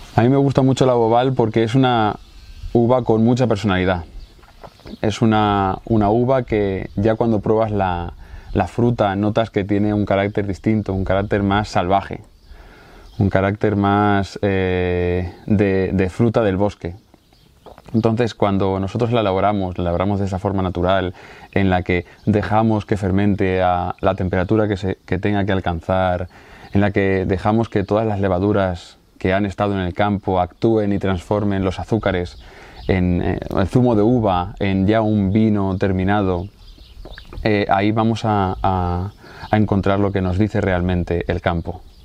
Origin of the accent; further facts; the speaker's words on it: Casas de Ibáñez, Castilla-La Mancha, Spain; nosotros somos una familia de Casas de Ibáñez, un pueblo de la provincia de Albacete